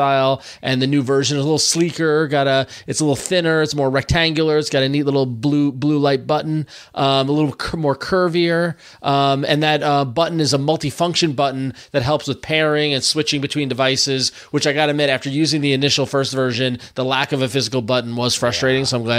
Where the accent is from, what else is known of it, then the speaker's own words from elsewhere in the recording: New York metro area, United States; also born or lived in San Francisco; born and raised in the New York metro area